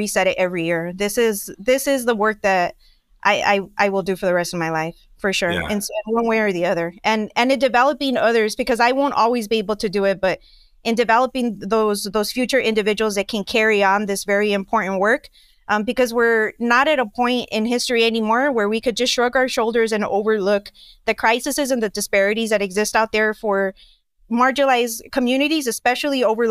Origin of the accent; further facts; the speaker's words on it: Nogales, Arizona, United States; moved away as an adult; also born or lived in Tucson, Arizona; My entrepreneurial background is not in Nogales